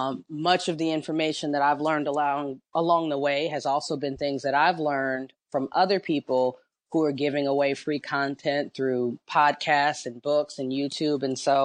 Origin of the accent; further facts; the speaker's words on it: Los Angeles, California, United States; I'm from Los Angeles. When I heard you were, I think you're in Los Angeles too, which is that's my hometown. I'm from Los Angeles, grew up